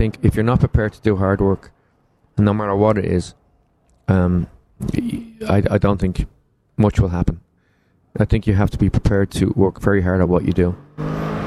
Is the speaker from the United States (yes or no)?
no; Ireland; moved away; also born or lived in London; We grew up together in Ireland. And I moved to London